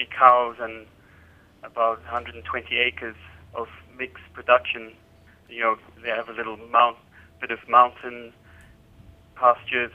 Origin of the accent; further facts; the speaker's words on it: Zambia; also born or lived in Switzerland; now in London, United Kingdom; I was born in Zambia, grew up there, and then I went to Switzerland